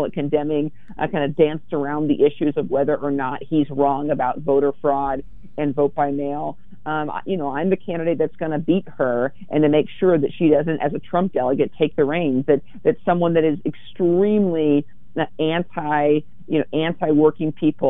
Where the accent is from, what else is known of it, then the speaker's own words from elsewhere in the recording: The Dalles, Oregon, United States; also born or lived in Dufur, Oregon; I grew up in Wasco County in Duffer, a town of about 550 people when I lived there. Eventually moved to the bright lights and big city of the Dalles